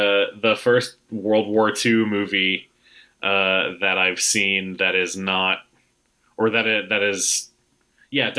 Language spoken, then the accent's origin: English; United States; I'm American